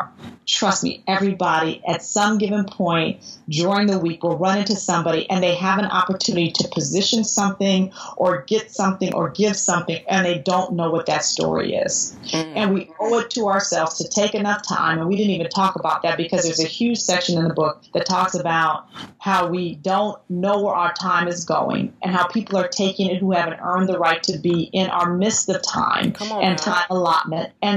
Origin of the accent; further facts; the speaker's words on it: Oakland, California, United States; I grew up with in Oakland